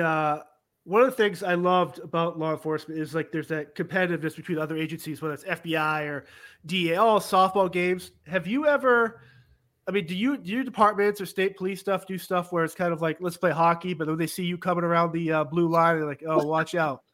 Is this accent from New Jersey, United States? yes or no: no; Massachusetts, United States; I'm born and raised in Massachusetts